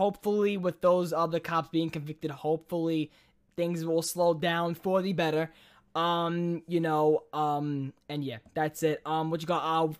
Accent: New York City, New York, United States; Jack, growing up in New York City, the one thing I was told is don't give money to the homeless.

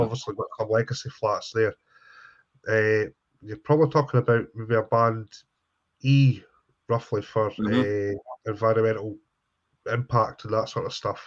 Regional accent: Scotland, United Kingdom; I'm a Scotsman

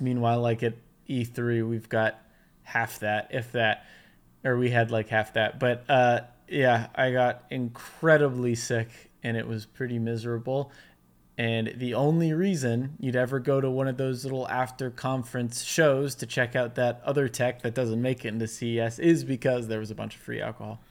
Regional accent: United States; I'm American

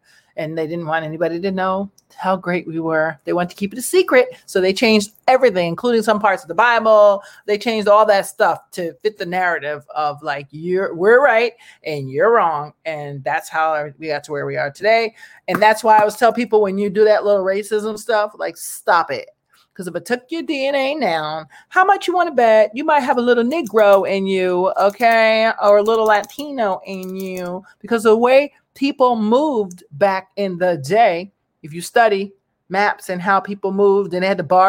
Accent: Ireland; born there; I was born in Ireland.

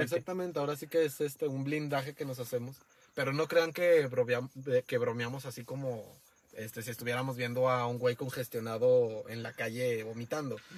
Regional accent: Mexico; también somos mexicanos, los mexicanos

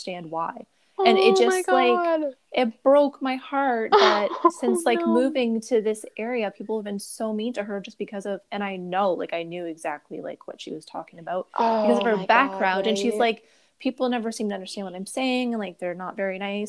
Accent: Brampton, Ontario, Canada; now in Niagara region, Canada; I grew up in Brampton

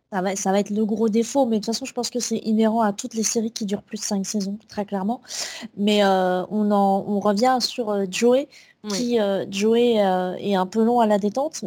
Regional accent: France; nous, en tant que Français

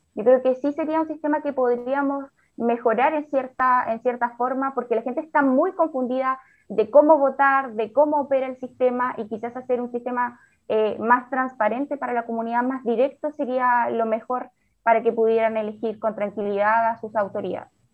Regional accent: Chile; como sociedad chilena

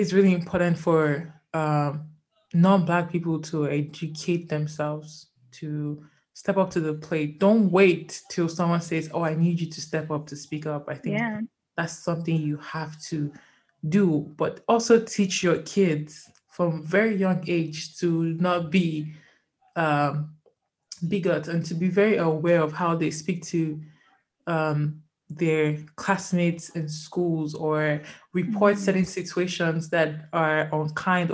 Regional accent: Nigeria; now in Canada; I love being Nigerian

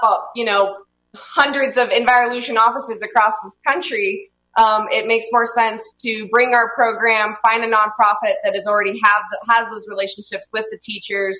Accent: Reno, Nevada, United States; born or raised there

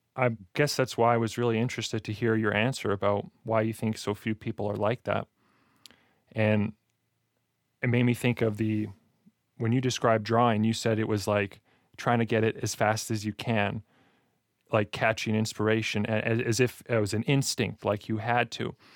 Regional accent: Alberta, Canada; I'm from Alberta

